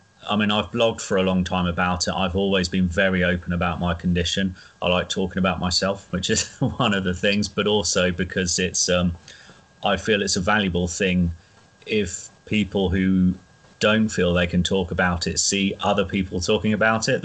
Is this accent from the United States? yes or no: no; Norwich, East of England, United Kingdom; I'm from Norwich